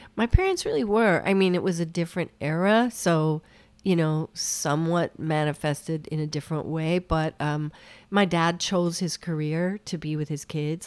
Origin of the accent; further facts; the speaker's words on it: Fruita, Colorado, United States; moved away; I grew up in Colorado.